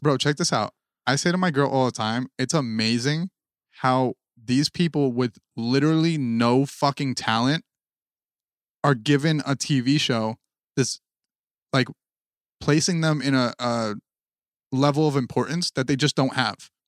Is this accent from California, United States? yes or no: no; New Jersey, United States; we are from Jersey